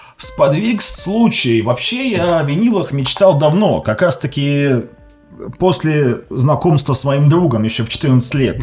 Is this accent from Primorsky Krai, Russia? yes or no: no; Krasnodar Krai, Russia; Я сам из Краснодарского края